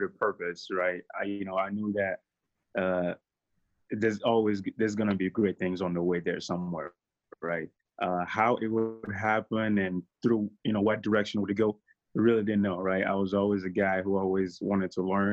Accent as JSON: {"language": "English", "country": "Togo", "moved": "as an adult", "lives_now": "United States", "said": "I'm from Togo in West Africa, for you all don't know. I speak French."}